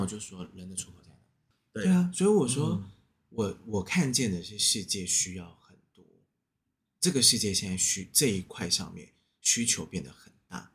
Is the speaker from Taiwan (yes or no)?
yes; Taiwan; 我们台湾人